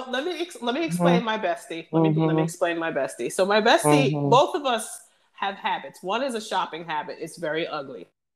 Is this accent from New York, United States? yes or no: no; New Jersey, United States; moved away; I'm formerly I'm from New Jersey.